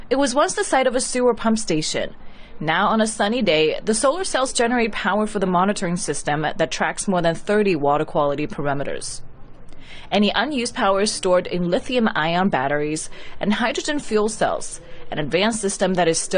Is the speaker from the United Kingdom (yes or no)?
no; Bangladesh; English is a second language; I'm from Bangladesh. I'm here buying fabrics for our factory.